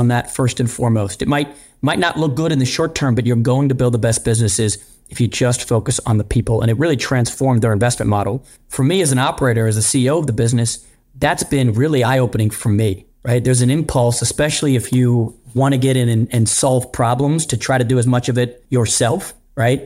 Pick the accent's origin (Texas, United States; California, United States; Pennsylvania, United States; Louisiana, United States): Pennsylvania, United States; Pittsburgh; moved away; I grew up in Pittsburgh